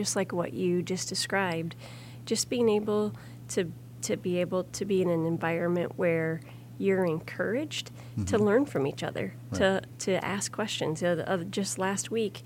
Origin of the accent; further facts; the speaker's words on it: Grundy Center, Iowa, United States; I grew up in Grundy Center with about 3,000 people.